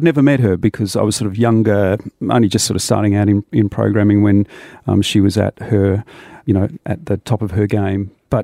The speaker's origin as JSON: {"language": "English", "town": "Adelaide", "region": "South Australia", "country": "Australia", "tie": "born or raised there", "said": "because Adelaide's my hometown"}